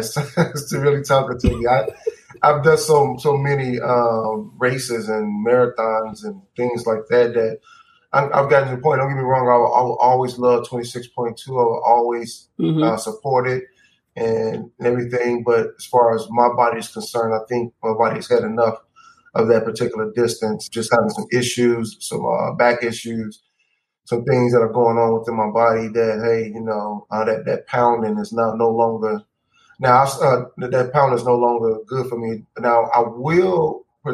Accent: Chicago, Illinois, United States; Chicago would be my number one just because it's my hometown

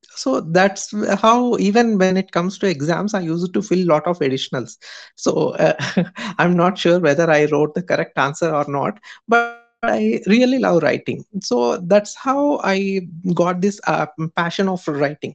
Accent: Hyderabad, Telangana, India; I'm from Hyderabad, India.

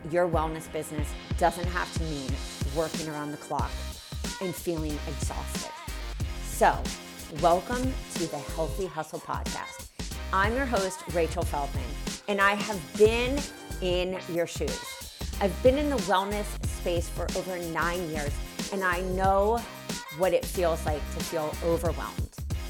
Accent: Philadelphia, Pennsylvania, United States; I grew up right downtown.

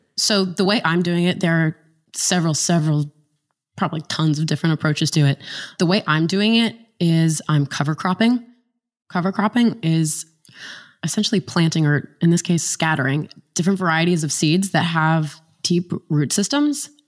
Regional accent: West Virginia, United States; I grew up in a small town in West Virginia

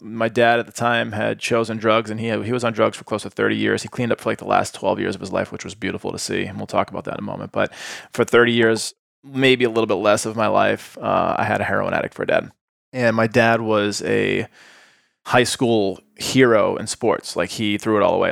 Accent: Boston, Massachusetts, United States; moved away as an adult; also born or lived in Atlanta; now in Austin, United States; growing up in Boston

